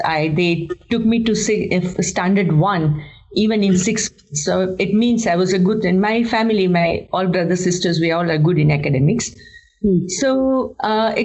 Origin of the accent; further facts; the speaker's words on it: Kolkata, West Bengal, India; moved away as an adult; now in Mumbai, India; I'm from Kolkata, born and raised in Kolkata, and then moved to Mumbai.